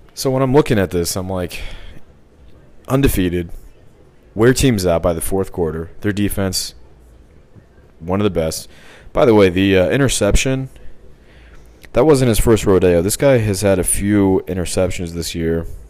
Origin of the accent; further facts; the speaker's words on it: Missouri, United States; I'm from Missouri.